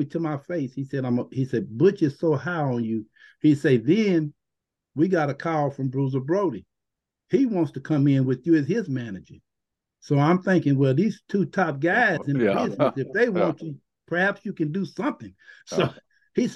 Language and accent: English; Texas, United States; I grew up in Texas.